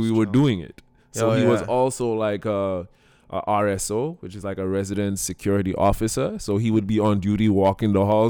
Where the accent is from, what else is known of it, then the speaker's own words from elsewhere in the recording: St. Lucia; all right, I come in from St. Lucia, right?